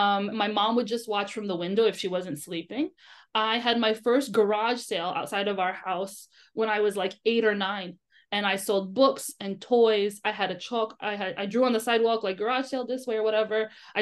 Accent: United States; born there; And I just think it's circumstance that I was born in America, right?

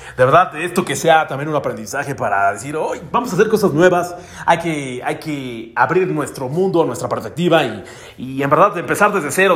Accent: Mexico; No he salido de mi pueblo

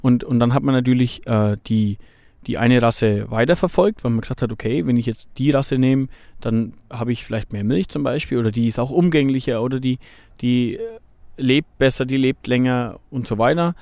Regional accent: Bavaria, Germany; hier bei uns in Bayern

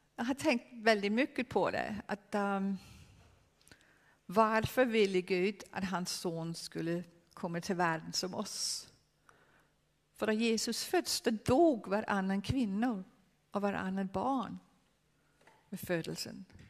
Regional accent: Denmark; Swedish is a second language; Jag är dansk. Jag är dansk.

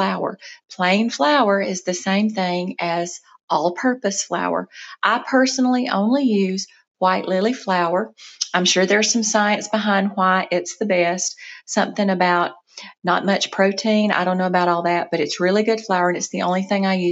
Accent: South Mississippi, United States; moved away as an adult; also born or lived in North Georgia; now in Georgia, United States; where I grew up in South Mississippi

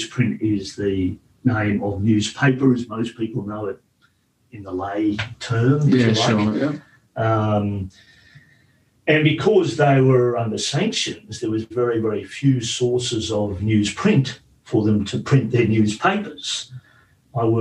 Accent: Australia; moved away as an adult; also born or lived in Sweden; I came from Australia

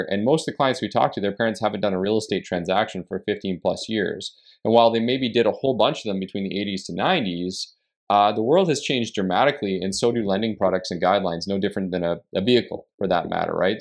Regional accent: Canada; as a Canadian

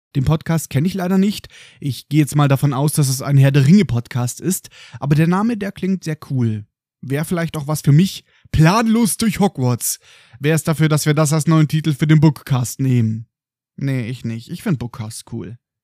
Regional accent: Germany; Bei uns in Deutschland

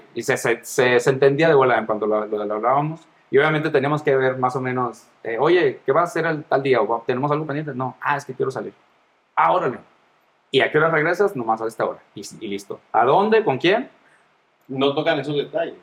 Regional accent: Mazatlán, Sinaloa, Mexico; moved away as an adult; now in Guadalajara, Mexico; ya tengo cinco años aquí en Guadalajara, soy de Mazatlán.

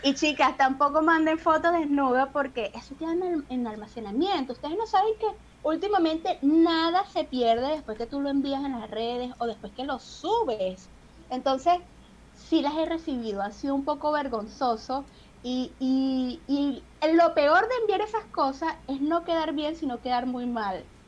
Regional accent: Venezuela; moved away as an adult; now in Peru; yo saliera de Venezuela

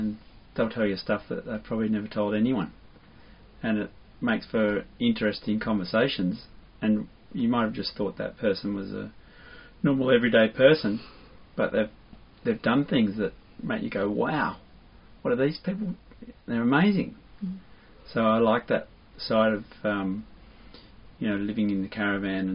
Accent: Melbourne, Victoria, Australia; I was born in Melbourne

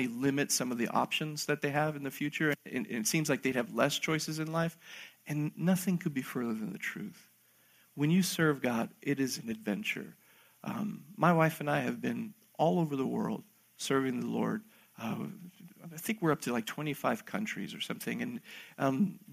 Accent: Argentina; I was born in Argentina myself

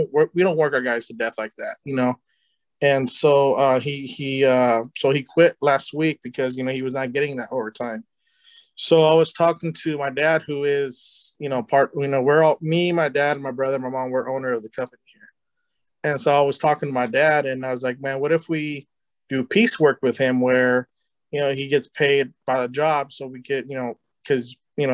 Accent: California, United States; I'm from California too

